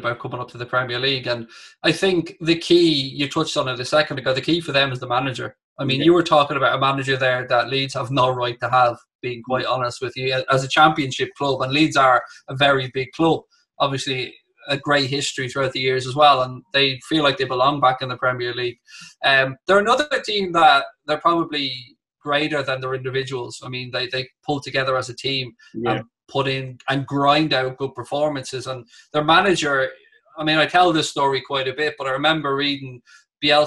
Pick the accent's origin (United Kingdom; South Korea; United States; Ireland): Ireland; being Irish